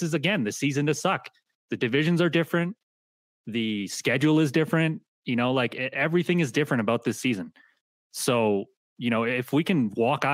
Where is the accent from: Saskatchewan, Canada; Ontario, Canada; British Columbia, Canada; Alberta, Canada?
Alberta, Canada; Calgary; I grew up in Calgary